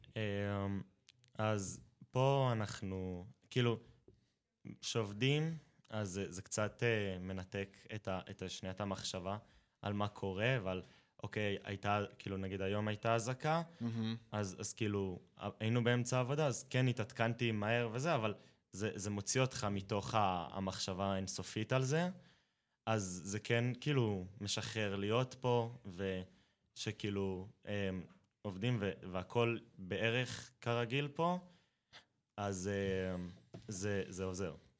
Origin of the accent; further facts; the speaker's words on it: Eilat, Southern District, Israel; אז אני אילתי, ובאילת